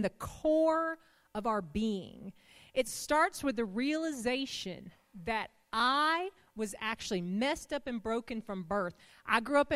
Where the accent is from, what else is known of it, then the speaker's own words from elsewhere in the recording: the South, United States; we're from the South